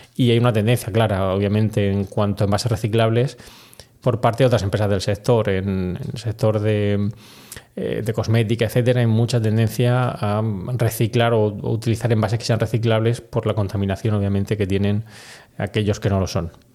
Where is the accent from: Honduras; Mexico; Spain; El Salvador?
Spain; also born or lived in United States; aquí en España